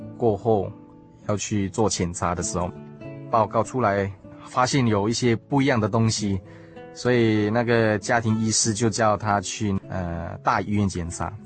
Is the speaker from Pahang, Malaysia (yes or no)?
no; Subang Jaya, Selangor, Malaysia; moved away as an adult; also born or lived in South Australia; now in Taiwan; 小弟来自马来西亚靠近首都的地方，名叫吉隆坡。 那真正家的环境是靠近国际机场，它的地方名叫苏邦